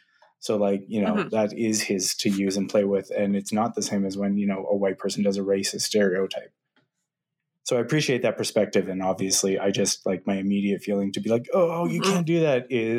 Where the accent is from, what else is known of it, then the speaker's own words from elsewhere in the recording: Malaysia; As a Malaysian and not a Chinese man, that's a questionable area.